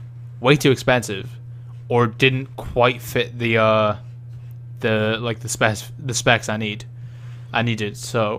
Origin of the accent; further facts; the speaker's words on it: Birmingham, West Midlands, United Kingdom; But I'm from Birmingham